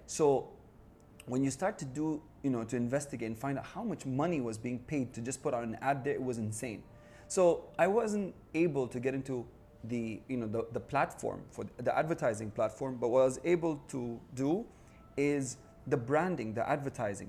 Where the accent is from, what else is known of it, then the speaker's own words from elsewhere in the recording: United Arab Emirates; I'm from the United Arab Emirates